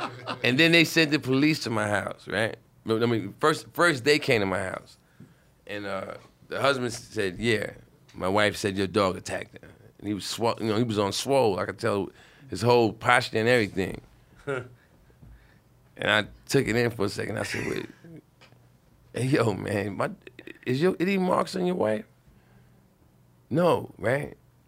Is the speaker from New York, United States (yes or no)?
yes; Brooklyn, New York, United States; And I'm from Brooklyn, crazy.